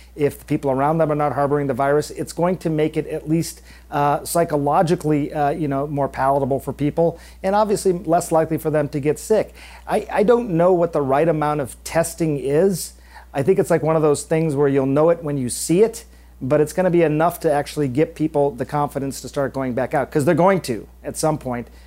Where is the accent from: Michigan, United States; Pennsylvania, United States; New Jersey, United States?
Michigan, United States; I'm from Michigan